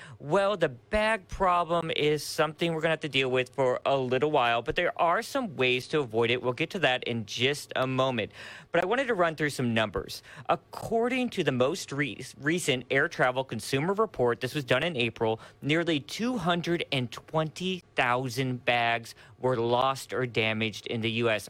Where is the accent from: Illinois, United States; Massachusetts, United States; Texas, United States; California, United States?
Illinois, United States; Murphysboro; moved away; my hometown, Murfreesboro, Illinois